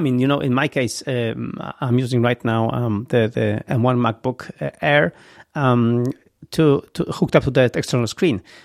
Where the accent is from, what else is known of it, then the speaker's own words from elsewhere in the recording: Gdynia, Pomeranian Voivodeship, Poland; English is a second language; moved away; I love Gdynia. This is my hometown. This is where I was born